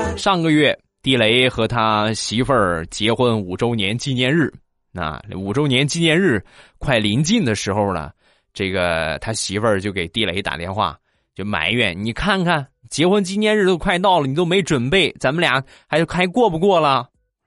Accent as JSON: {"language": "Chinese", "country": "China", "said": "因为我们中国人的家庭普遍都是喜欢去去比较啊"}